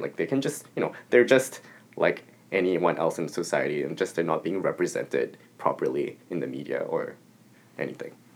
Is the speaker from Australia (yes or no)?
no; Singapore; first language English